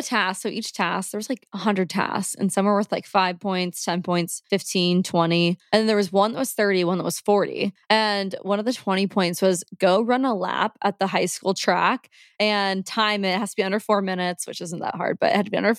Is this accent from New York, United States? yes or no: no; Nebraska, United States; I'm from Nebraska